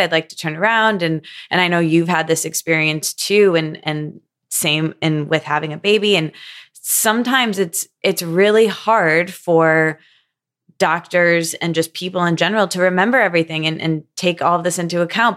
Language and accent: English; Midwest, United States; I grew up in the Midwest